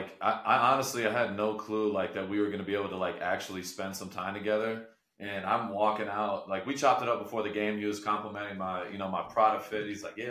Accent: Michigan, United States; moved away; So obviously I'm from Michigan. I grew up, you know, in Michigan.

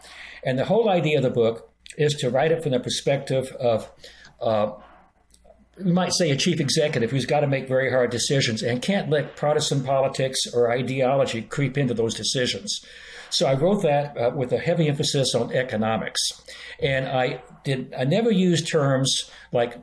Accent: Oklahoma, United States; moved away as an adult; also born or lived in Boston, Massachusetts; I grew up in Oklahoma, one of the reddest of the red states, and I spent 40 years in Boston and Massachusetts

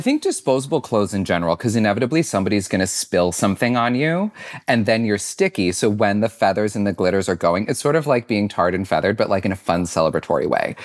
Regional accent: Syracuse, New York, United States; I grew up in Syracuse, New York.

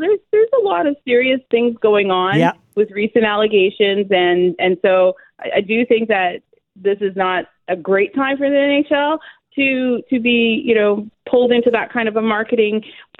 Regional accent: Toronto, Ontario, Canada; I grew up, you know, here. I'm a Canadian kid.

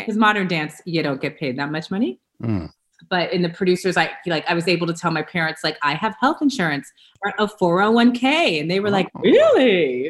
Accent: Los Angeles, California, United States; I am from Los Angeles, California, one of the rare birds that was born and raised here.

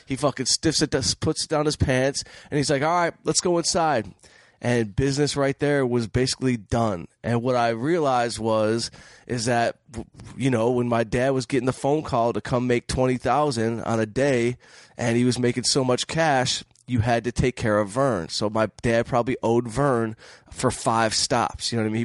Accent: Detroit, Michigan, United States; moved away as an adult; now in Los Angeles, United States; I'm from Detroit, so I grew up in scrap, in the scrap metal business

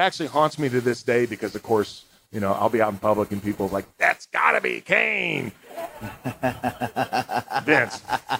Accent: Spain; born there; I took some Spanish courses in high school and college. I can't speak a lick of Spanish. It's awful. Yeah. I was born in Spain.

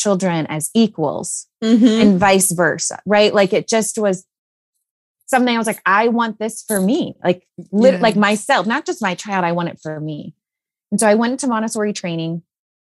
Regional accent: Illinois, United States; now in Texas, United States; I grew up in Illinois where we had basements

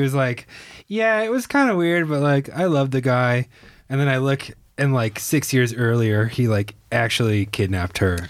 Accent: Shorewood, Wisconsin, United States; my city of Shorewood, Wisconsin, had seventeen thousand people.

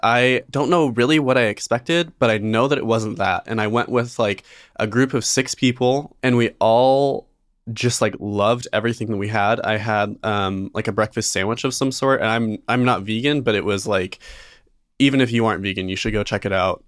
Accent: Idaho, United States; growing up in Idaho, a lot of, a lot of people get a job when they're sixteen and start paying taxes right away. I know I did

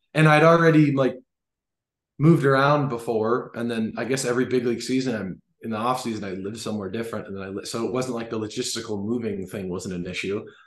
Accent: Los Angeles, California, United States; playing for my hometown team

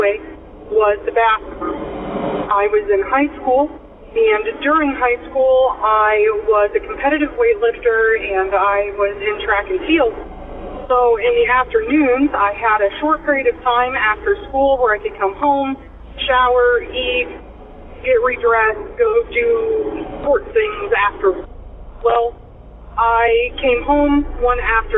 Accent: Illinois, United States; I am from Illinois

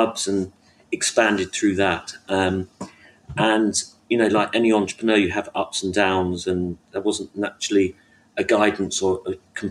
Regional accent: London, United Kingdom; I was brought up in North London

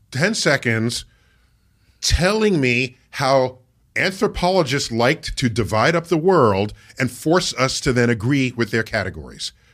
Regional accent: New York City, New York, United States; I grew up in the Bronx, and in New York City

